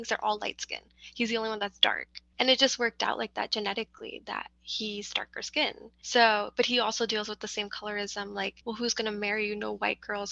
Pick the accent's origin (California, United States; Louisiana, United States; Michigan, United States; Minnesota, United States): California, United States; We were born and raised in Cali